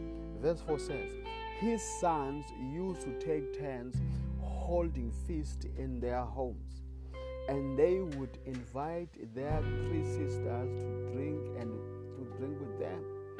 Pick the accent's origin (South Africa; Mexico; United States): South Africa; I come from South Africa